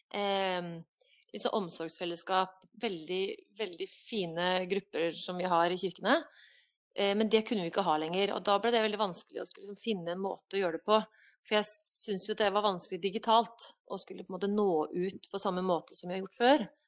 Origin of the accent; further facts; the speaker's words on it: Dombås, Innlandet, Norway; also born or lived in Hamar / Gudbrandsdalen / Ecuador; now in Ålgård, Norway; på Dombås, da jeg bodde der, der jeg vokste opp